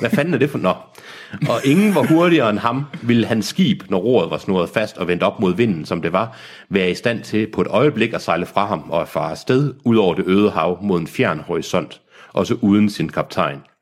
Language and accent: Danish; Aarhus, Central Denmark Region, Denmark; jeg kommer fra Aarhus.